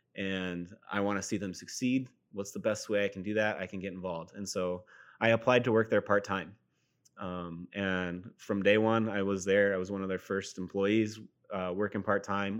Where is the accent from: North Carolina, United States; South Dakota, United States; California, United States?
South Dakota, United States; Sioux Falls; also born or lived in Fort Dodge, Iowa; I was born and raised in Fort Dodge, Iowa, but we moved to Sioux Falls when I was in middle school, and so Sioux Falls is home.